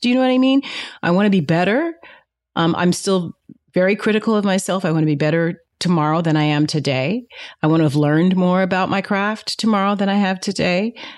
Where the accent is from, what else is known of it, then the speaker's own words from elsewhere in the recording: Fresno, California, United States; moved away as an adult; also born or lived in New York; as a black girl growing up in Fresno, California